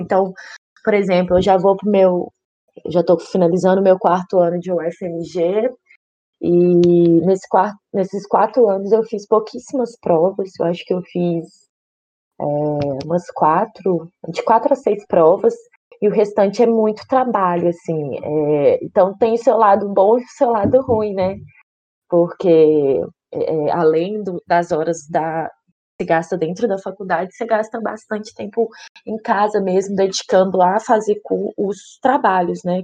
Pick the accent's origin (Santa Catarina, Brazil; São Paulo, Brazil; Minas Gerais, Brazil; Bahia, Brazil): Minas Gerais, Brazil; Belo Horizonte; Eu sou de Belo Horizonte